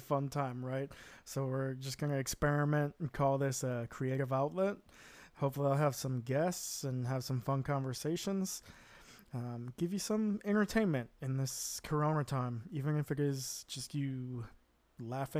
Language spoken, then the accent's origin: English; Wisconsin, United States; moved away as an adult; now in Netherlands; I'm an American, grew up in the Midwest in the Wisconsin area